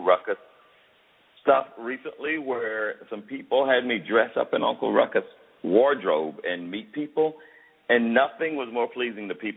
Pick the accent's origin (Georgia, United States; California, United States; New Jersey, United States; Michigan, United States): Georgia, United States; Fayetteville; I grew up in the South, and around my dad's friends